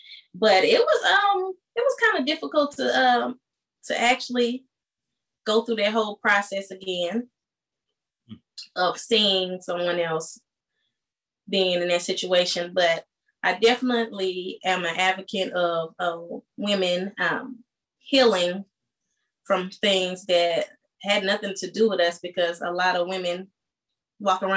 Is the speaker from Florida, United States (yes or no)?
no; St. Louis, Missouri, United States; also born or lived in San Diego; now in Atlanta, United States; I'm born in San Diego, raised in St. Louis, and now residing in Atlanta